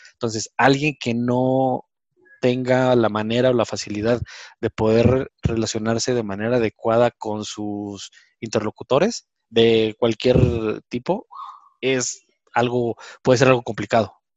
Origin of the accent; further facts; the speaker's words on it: Mexico; como mexicanos